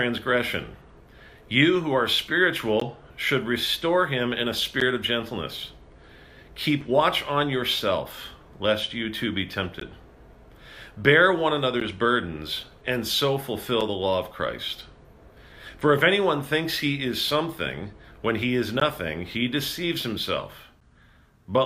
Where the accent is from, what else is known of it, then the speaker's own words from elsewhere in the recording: Rancho Cucamonga, California, United States; moved away; back in my hometown in Rancho Cucamonga